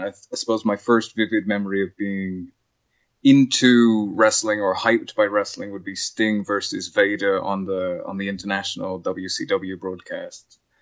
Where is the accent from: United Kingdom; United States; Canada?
United Kingdom; England; moved away; we grew up in in England.